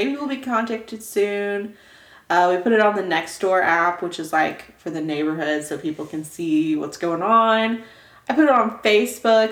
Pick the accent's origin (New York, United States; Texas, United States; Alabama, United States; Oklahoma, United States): Oklahoma, United States; We're from Oklahoma.